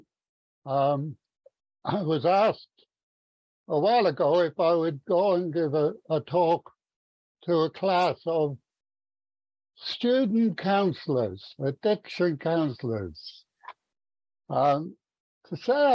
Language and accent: English; Ireland; now in Stevenage, United Kingdom; I was brought up in Ireland. Irish Catholic.